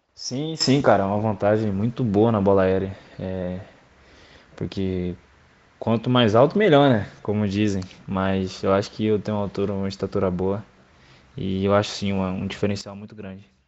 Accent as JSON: {"language": "Portuguese", "town": "Bebedouro", "region": "São Paulo", "country": "Brazil", "tie": "born or raised there", "moved": "yes", "said": "na minha cidade natal, Bebedouro."}